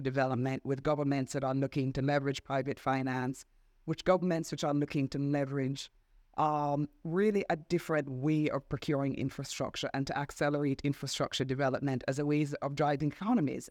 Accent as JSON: {"language": "English", "country": "Jamaica", "also_born_or_lived": "Washington", "moved": "as an adult", "said": "I'm Jamaican."}